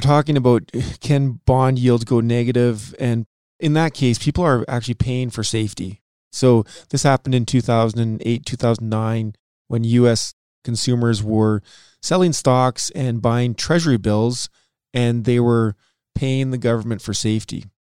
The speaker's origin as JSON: {"language": "English", "country": "Canada", "said": "being Canadian"}